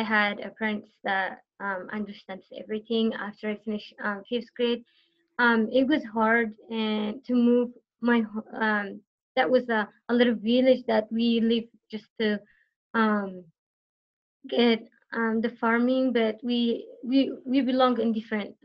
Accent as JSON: {"language": "English", "country": "Eritrea", "tie": "born or raised there", "first_language": "Tigrinya", "second_language": "English", "moved": "yes", "lives_now": "United States"}